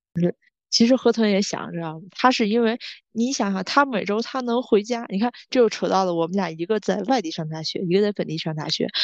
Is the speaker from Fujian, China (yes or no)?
no; Tianjin, China; moved away; 我们是来自天津的